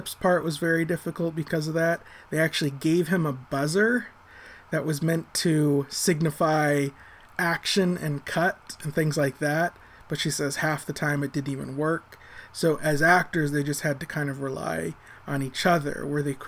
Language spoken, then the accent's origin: English; United States; I'm American